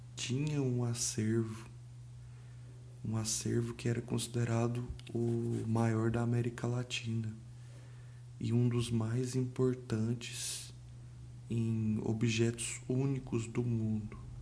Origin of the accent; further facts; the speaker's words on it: Brazil; Eu não sou carioca, mas sou brasileiro.